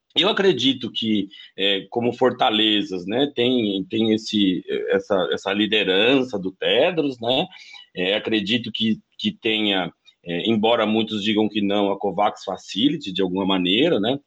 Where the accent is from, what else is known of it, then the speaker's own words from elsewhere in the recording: interior of São Paulo, Brazil; moved away as an adult; also born or lived in Brasília / Buenos Aires; Eu sou do interior de São Paulo, fui para Brasília fazer né, relações internacionais na Universidade de Brasília